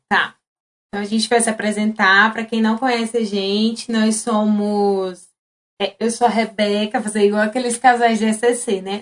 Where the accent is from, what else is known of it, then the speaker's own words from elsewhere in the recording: Fortaleza, Ceará, Brazil; moved away as an adult; now in São Paulo, Brazil; minha terra natal é messejana